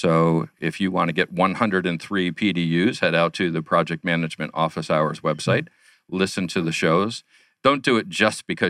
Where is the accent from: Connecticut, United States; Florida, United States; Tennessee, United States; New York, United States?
New York, United States; now in Arizona, United States; I'm originally from New York myself